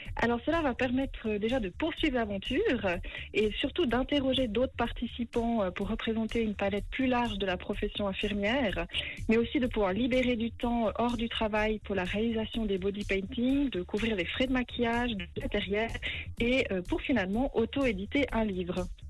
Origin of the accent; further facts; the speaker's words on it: Valais, Switzerland; now in Montreux, Switzerland; je suis originaire du Valais et j'habite à Montreux